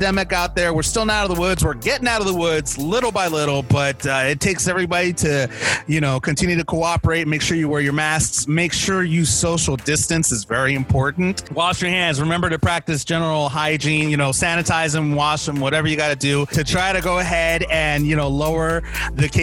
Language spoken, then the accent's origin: English; Los Angeles, California, United States; I'm from Los Angeles